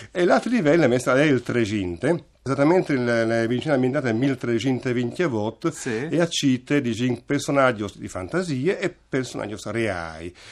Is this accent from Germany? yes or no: no; Buje, Istria County, Croatia; Buie, diciamo, ecco, diciamo, non il cognome, sono